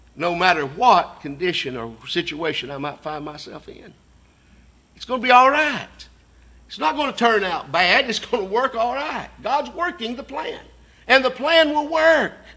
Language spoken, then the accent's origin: English; Signal Mountain, Tennessee, United States; we grew up on Signal Mountain more as brothers than uncle, nephew